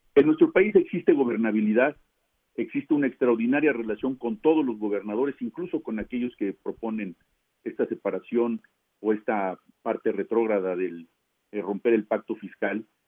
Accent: Mexico; como mexicanos

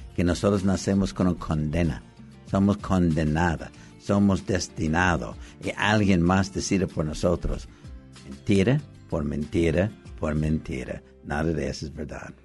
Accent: Los Angeles, California, United States; Yo nací en Los Ángeles, California

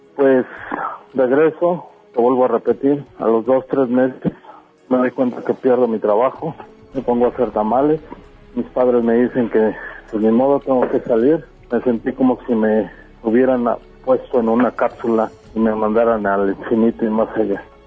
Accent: Mexico City, Mexico; moved away as an adult; now in Denver, United States; nací en la Ciudad de México en 1967. Ah, durante 29 años viví en el Distrito Federal

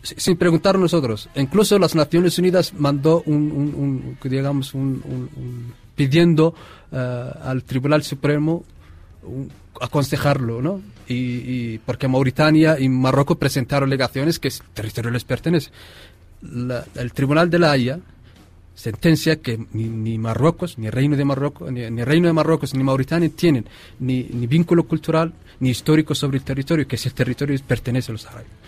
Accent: Western Sahara; Llevamos 43 años bajo la ocupación marroquí

